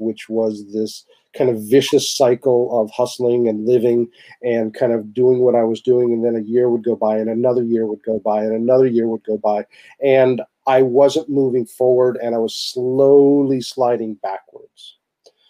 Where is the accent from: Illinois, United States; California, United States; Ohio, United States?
California, United States; Santa Rosa; now in Santa Cruz, United States; my hometown of Santa Rosa